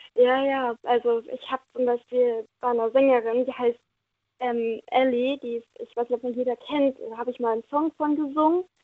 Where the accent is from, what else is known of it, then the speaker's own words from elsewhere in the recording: Neumagen-Dhron, Rhineland-Palatinate, Germany; Neumagen-Drohn komme ich her.